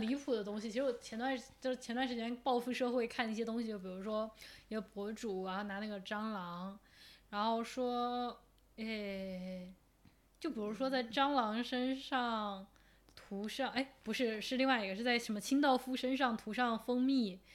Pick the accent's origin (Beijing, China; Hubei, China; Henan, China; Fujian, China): Fujian, China; moved away; also born or lived in Guangdong; 作为一个福建人